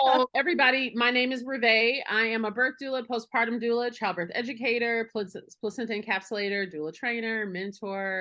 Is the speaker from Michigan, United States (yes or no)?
no; Milwaukee, Wisconsin, United States; Milwaukee, my hometown.